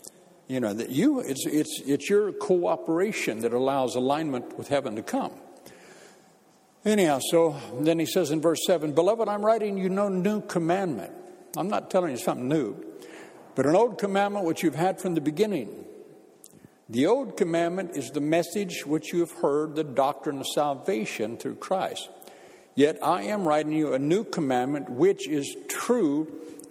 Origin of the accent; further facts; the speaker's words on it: Bakersfield, California, United States; moved away as an adult; now in United Kingdom; when I used to go back home to my hometown of Bakersfield